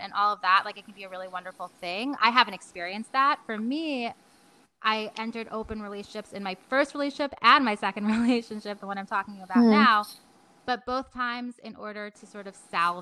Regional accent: New York, United States; I'm a New Yorker

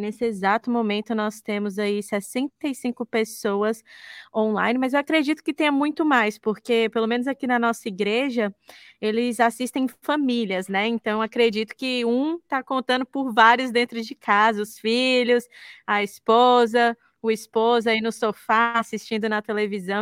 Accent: Brasília, Federal District, Brazil; Eu sou de Brasília

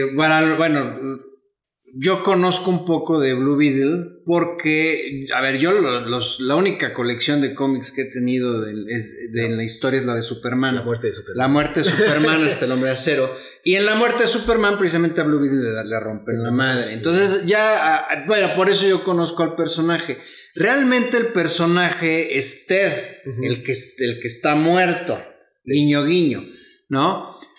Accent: Mexico; soy mexicano

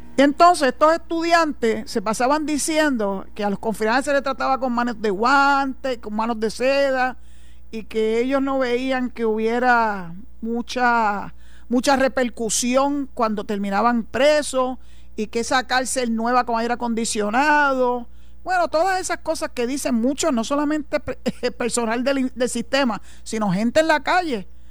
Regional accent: Puerto Rico; los puertorriqueños como ciudadanos americanos y que aportamos al Seguro Social

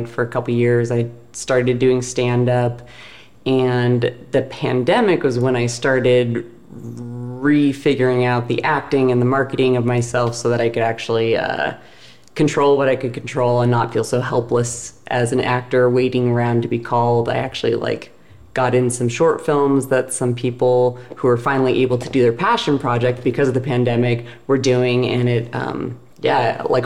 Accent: Seattle, Washington, United States; moved away as an adult; also born or lived in Baltimore / New York / Los Angeles; I am from Seattle, and I went to school in Baltimore.

